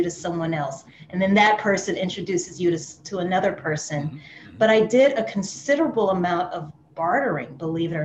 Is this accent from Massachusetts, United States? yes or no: no; New Orleans, Louisiana, United States; moved away as an adult; now in Atlanta, United States; I'm from Louisiana originally, which is a French colony in the US. And So when I left New Orleans, I relocated to Atlanta, Georgia